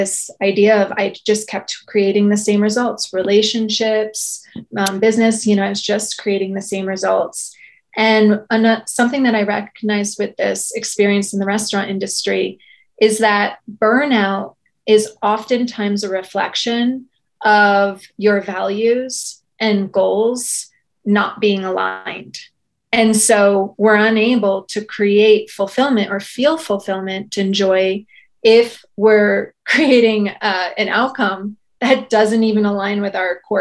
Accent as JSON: {"language": "English", "region": "outside of New York", "country": "United States", "tie": "born or raised there", "said": "I grew up outside of New York and I was in New York for 17 years and as an adult"}